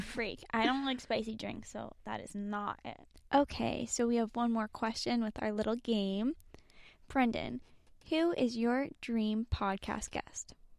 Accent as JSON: {"language": "English", "town": "Boston", "region": "Massachusetts", "country": "United States", "tie": "born or raised there", "said": "growing up in Boston and, like, outside the city"}